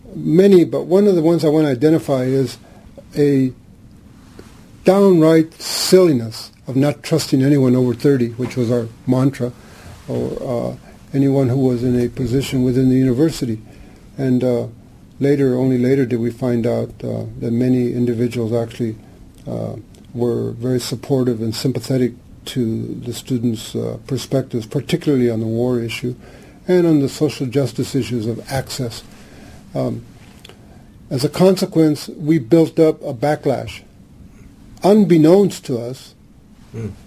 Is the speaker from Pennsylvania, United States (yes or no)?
no; Santa Ana, California, United States; I was born here in Santa Ana in uh, the barrio called Santa Anita, uh, which is still there